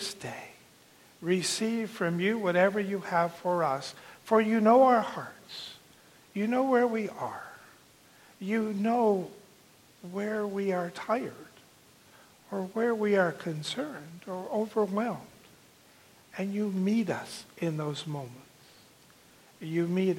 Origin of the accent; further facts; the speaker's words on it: Southern California, United States; moved away as an adult; now in Arizona, United States; I grew up in Southern California and then have lived all of my adult life in Arizona.